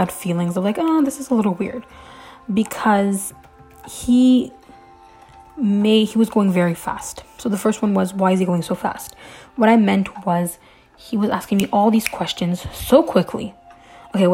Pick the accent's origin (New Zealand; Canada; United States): Canada; I'm Canadian